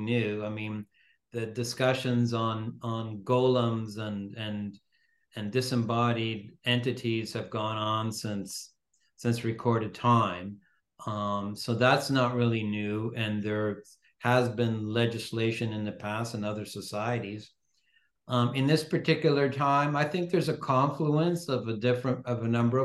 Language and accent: English; Toronto, Ontario, Canada; I was born in Toronto, but my parents come from Venice, from Northern